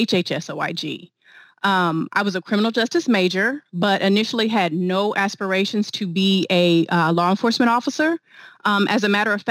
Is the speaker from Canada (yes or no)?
no; Wichita, Kansas, United States; moved away as an adult; also born or lived in Dallas / Houston; stationed in my hometown of Wichita, Kansas for a bit